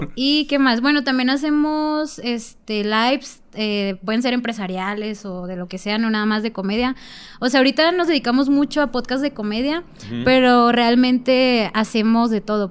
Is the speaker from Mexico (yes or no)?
yes; Sinaloa, Mexico; moved away; yo vengo de Sinaloa. Yo trabajaba en Culiacán